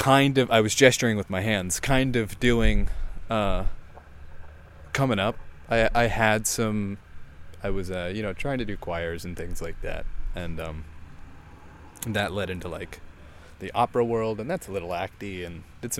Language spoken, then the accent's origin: English; Baltimore, Maryland, United States; So growing up in Baltimore, because my dad and stepmother, and I have to do all the delineations, as joint custody, so I actually lived in two different places.